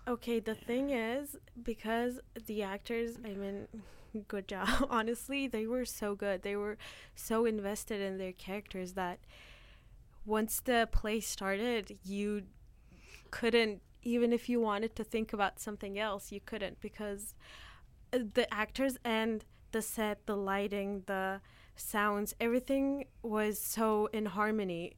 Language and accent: English; Turkey; now in Canada; every winter when I go back to Turkey